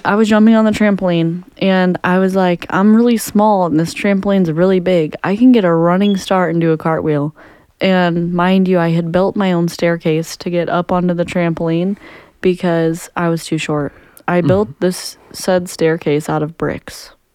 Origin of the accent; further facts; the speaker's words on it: Jefferson County, Missouri, United States; we grew up in Jefferson County, so we had great aim